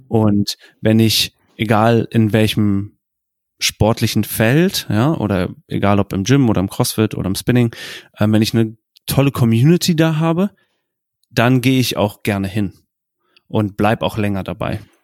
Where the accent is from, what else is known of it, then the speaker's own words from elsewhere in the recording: Germany; was man in Deutschland nicht vergessen darf, ist, vor allem im Vergleich zu, zu den USA, dass wir eine komplett andere Kultur haben. Wir sind in Vereinen groß geworden